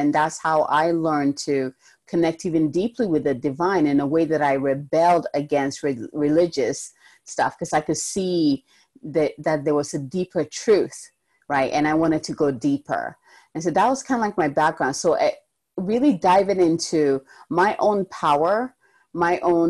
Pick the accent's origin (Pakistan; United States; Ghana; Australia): Ghana; moved away; originally I'm from Ghana, in the African culture in general, you hear a lot of goddesses. And I actually grew up learning about like the river goddess